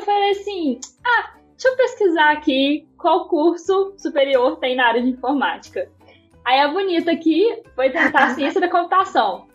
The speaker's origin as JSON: {"language": "Portuguese", "town": "Belo Horizonte", "region": "Minas Gerais", "country": "Brazil", "said": "sou aqui de Belo Horizonte também, como a Carol"}